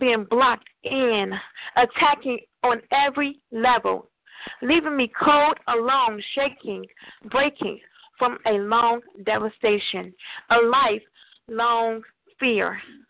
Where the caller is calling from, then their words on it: Oakland, California, United States; I'm calling from Christ Hospital in Oakland.